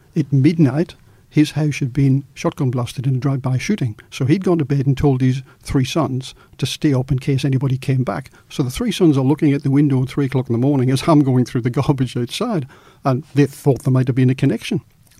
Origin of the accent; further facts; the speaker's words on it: Australia; also born or lived in Newcastle; I'm a journalist from Australia.